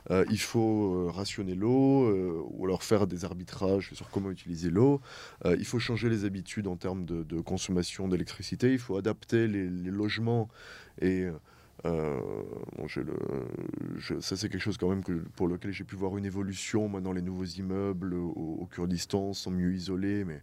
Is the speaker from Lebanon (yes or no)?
no; France; moved away as an adult; now in Erbil, Iraq; en tant que Français